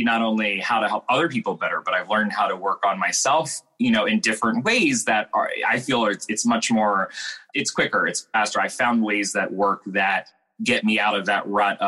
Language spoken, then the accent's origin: English; East Coast, United States; I grew up on the East Coast